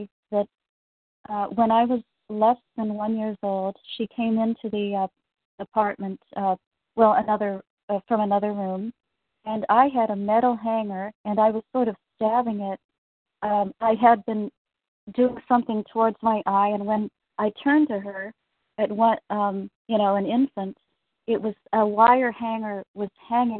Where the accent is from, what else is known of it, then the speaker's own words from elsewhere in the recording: Midwest, United States; moved away; also born or lived in Chicago / Canada; I'm actually from the Midwest.